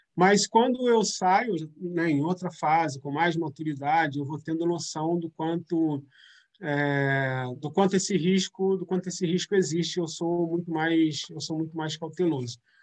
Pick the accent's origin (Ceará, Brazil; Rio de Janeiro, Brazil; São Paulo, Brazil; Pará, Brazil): Rio de Janeiro, Brazil; São Gonçalo; now in Rio de Janeiro, Brazil; eu saí de São Gonçalo e passo, primeiro morando em São Gonçalo, mas atuando muito no Rio, inclusive com os movimentos coletivos, organizações, etc e depois morando efetivamente no Rio de Janeiro